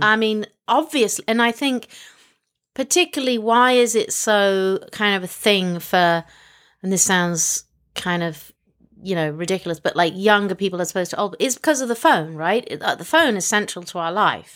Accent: Hong Kong; moved away; I was born in Hong Kong

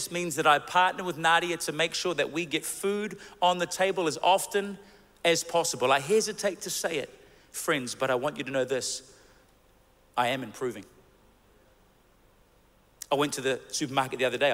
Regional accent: New Zealand; we're from New Zealand

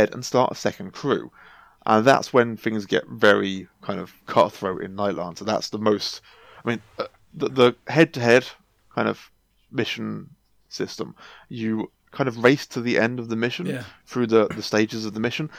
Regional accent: Oxford, South East England, United Kingdom; I'm from Oxford myself.

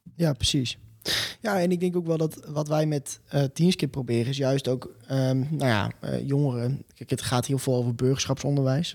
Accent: Mantgum, Friesland, Netherlands; in het dorp waar ik ben opgegroeid, Mantrum

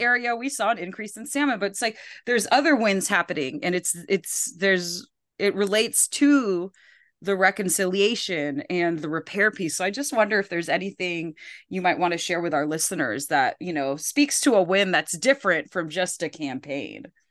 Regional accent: Philippines; I'm from the Philippines

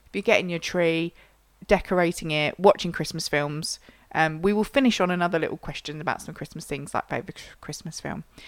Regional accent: Yorkshire and the Humber, United Kingdom; I'm a Yorkshire girl

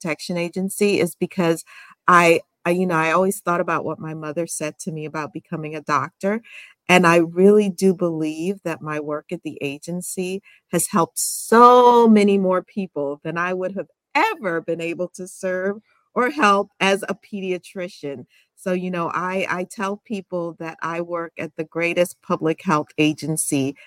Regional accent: Albany, New York, United States; also born or lived in Guyana / Washington, D.C.; born in Guyana, South America, and immigrated to the States when I was very young. Grew up in Albany, New York

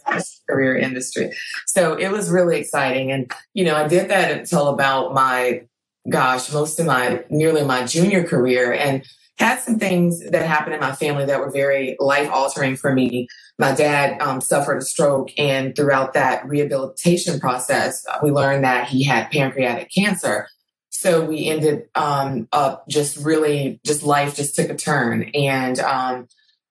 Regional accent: Clinton, Louisiana, United States; also born or lived in Baton Rouge, Louisiana; I am originally from Clinton, Louisiana. It's a small town about 45 miles north of Baton Rouge

